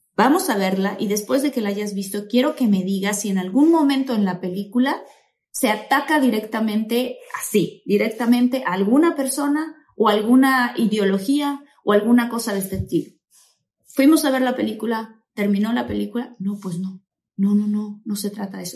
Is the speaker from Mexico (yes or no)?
yes; Mexico; now in United States; soy mexicana, mexicana de Guaso Colorado